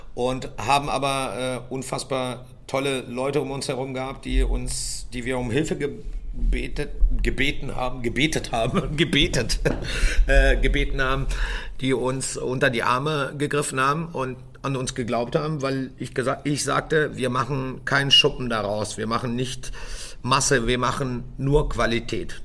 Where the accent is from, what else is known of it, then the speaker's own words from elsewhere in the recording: Göttingen, Lower Saxony, Germany; moved away; ich komme ursprünglich aus Göttingen